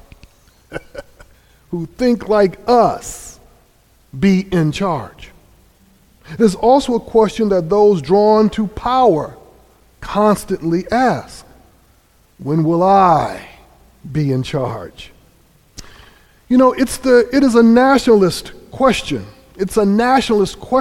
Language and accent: English; Grand Rapids, Michigan, United States; also born or lived in North Carolina; now in New Haven, United States; I grew up in Grand Rapids, Michigan